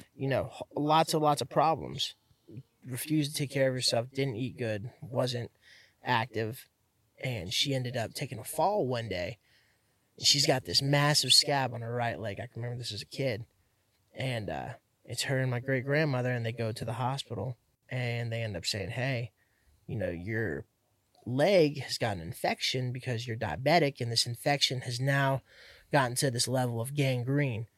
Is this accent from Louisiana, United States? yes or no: no; Miami, Florida, United States; also born or lived in Hialeah; now in Central Florida, United States; Miami, not here, not Central Florida, but yeah, Miami